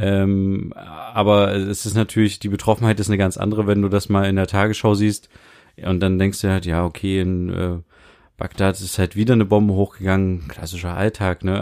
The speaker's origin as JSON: {"language": "German", "country": "Germany"}